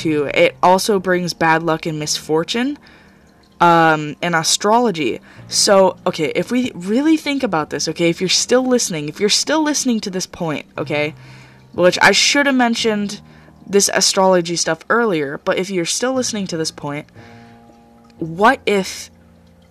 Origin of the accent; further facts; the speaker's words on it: United States; I'm from the United States.